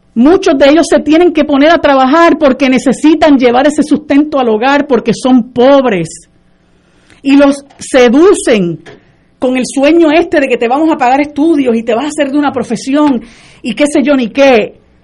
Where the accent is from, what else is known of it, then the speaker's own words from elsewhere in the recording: Puerto Rico; nosotros como puertorriqueños